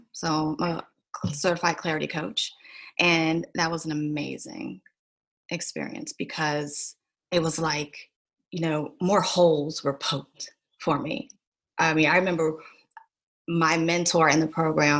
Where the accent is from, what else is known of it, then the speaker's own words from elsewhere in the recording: Williamsburg, Virginia, United States; also born or lived in Richmond, Virginia; So I grew up in Williamsburg, Colonial Williamsburg. I grew up right down the street from Busch Gardens.